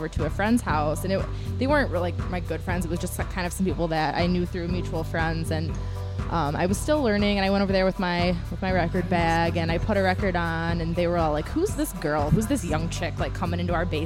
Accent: Detroit, Michigan, United States; also born or lived in Frankfurt, Germany / France; I've only been like in the Detroit area since I was like 7, so I moved around a lot before

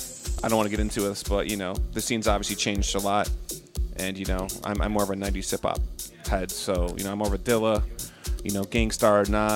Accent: Detroit, Michigan, United States; from Detroit.

